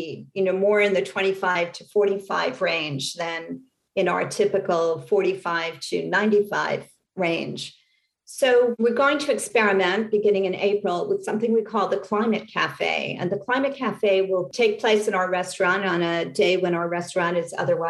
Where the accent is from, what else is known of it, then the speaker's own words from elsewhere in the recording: New York City, New York, United States; also born or lived in Great Neck, New York / Manhasset, Long Island; I was born in New York City. My family actually came on both sides. My mother's side and my father's side came to New York in the 1880s and stayed here. In part, I was raised in New York City.